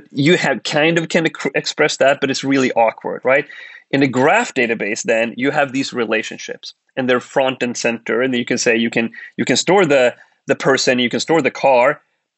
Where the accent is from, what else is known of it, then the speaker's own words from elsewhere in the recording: Sweden; moved away as an adult; we grew up in Sweden. We were Swedes